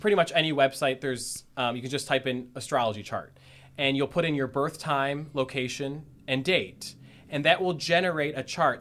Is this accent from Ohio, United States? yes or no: yes; Strongsville, Ohio, United States; moved away as an adult; now in Columbus, United States; I am from Northeast Ohio. Actually, grew up in Strongsville, Ohio.